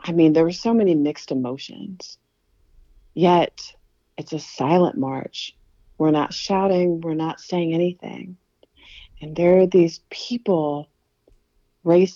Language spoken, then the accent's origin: English; Aiken, South Carolina, United States; I'm from Aiken, and there's like red clay everywhere